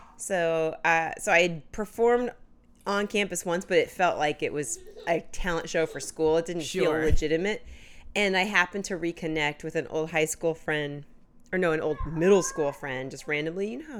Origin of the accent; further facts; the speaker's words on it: Indianapolis, Indiana, United States; moved away as an adult; also born or lived in Washington, D.C.; now in New York, United States; I'm from Indianapolis, Indiana. Oh, okay. And I grew up there, and I moved to New York right after college. So I went to school in D.C. and then came out to New York right after college, and I've been here ever since.